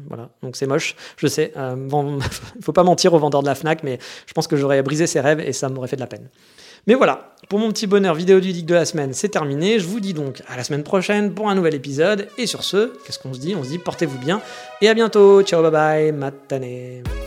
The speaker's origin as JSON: {"language": "French", "country": "France", "also_born_or_lived": "Japan", "moved": "as an adult", "said": "Je savais pas que j'étais français"}